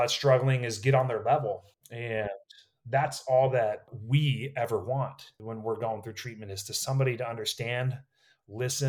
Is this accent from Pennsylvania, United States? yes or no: no; Napa, California, United States; I was born and raised in Napa, California, right? Wine country.